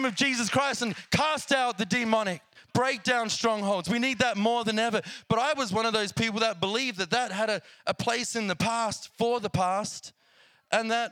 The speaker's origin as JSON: {"language": "English", "country": "Australia", "accent": "Australian", "moved": "yes", "said": "I'm very familiar with that place, as you might hear in my accent."}